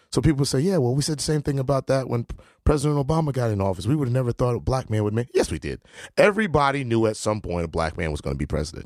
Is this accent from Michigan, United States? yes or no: no; New Haven, Connecticut, United States; I was born in America, and my passport do say New Haven, Connecticut, United States of America